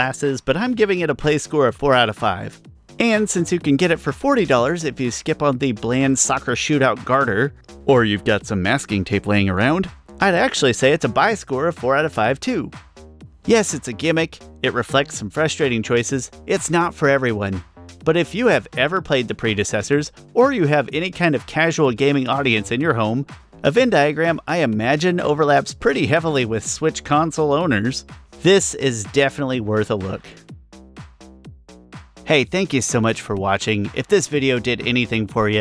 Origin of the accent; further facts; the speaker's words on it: United States; I'm an American